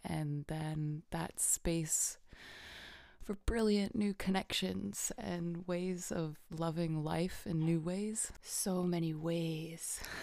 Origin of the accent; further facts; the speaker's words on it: Illinois, United States; I grew up in Illinois where earthquakes don't happen there